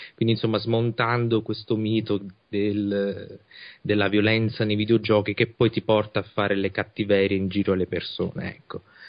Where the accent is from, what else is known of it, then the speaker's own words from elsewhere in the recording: Italy; noi invece in Italia abbiamo il problema opposto, siamo un paese vecchio